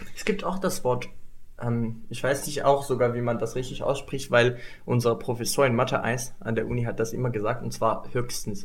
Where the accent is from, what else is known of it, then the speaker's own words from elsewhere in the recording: Morocco; German is a second language; moved away as an adult; now in Germany; ich komme aus Marokko